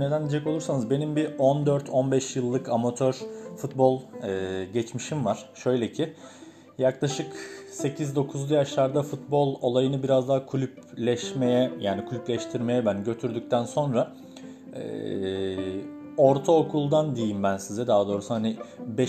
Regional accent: Tekirdağ, Turkey; moved away as an adult; also born or lived in Istanbul; now in Izmir, Turkey; Ben Tekirdağ'da büyüdüm ee, yani İstanbul'da doğdum aslında da 5 yaşımda Tekirdağ'a e, taşınmak zorunda kaldık

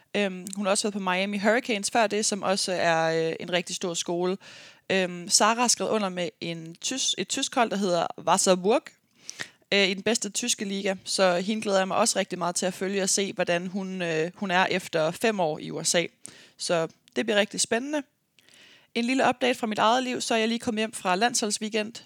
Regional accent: Aarhus, Central Denmark Region, Denmark; moved away as an adult; also born or lived in United States; jeg er fra Aarhus af

